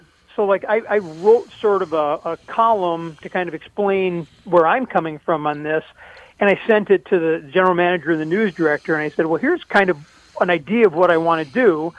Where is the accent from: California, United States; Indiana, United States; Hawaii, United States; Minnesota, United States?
Minnesota, United States; St. Paul; I mean, growing up in St. Paul, I would always read Don the I. Riley